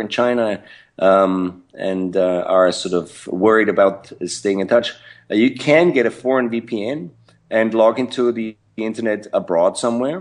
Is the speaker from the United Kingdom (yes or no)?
no; Vienna, Austria; moved away as an adult; I was born in Vienna, Austria. And, uh, grew up in Vienna, Austria